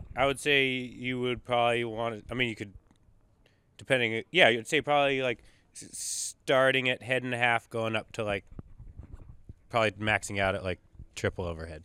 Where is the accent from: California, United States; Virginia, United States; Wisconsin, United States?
California, United States; Northern; growing up in Northern California